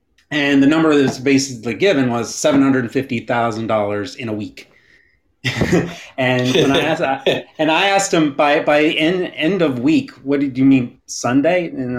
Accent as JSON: {"language": "English", "town": "Huntsville", "region": "Alabama", "country": "United States", "tie": "born or raised there", "moved": "as an adult", "lives_now": "Raleigh, United States", "said": "I've been living here in the Raleigh area for about 20 years now. But I am from Huntsville originally, born and raised there, and I'm a UAH alum."}